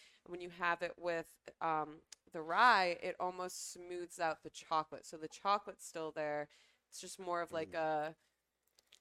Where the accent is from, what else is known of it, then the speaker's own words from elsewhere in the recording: Connecticut, United States; I'm from Connecticut